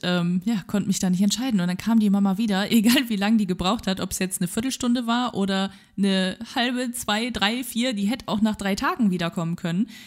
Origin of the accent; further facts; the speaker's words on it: Wegberg, North Rhine-Westphalia, Germany; es gab einen Laden bei uns in Wegberg damals